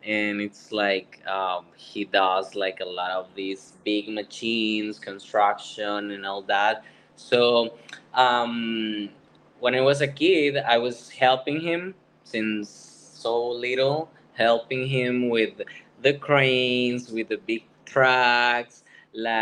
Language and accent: English; San José, Costa Rica; moved away as an adult; now in Florida, United States; I was born in San Jose, in the capital, in Costa Rica